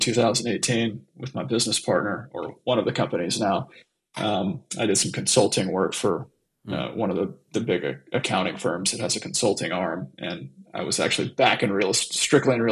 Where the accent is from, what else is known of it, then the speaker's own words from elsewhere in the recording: Southern Alabama, United States; moved away as an adult; also born or lived in Dallas, Texas / Atlanta, Georgia; I grew up in Southern Alabama and Dallas, Texas, for the most part. So graduated high school in Southern Alabama